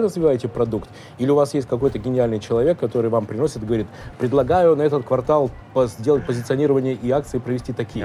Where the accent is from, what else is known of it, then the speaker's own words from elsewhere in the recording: Russia; мы из России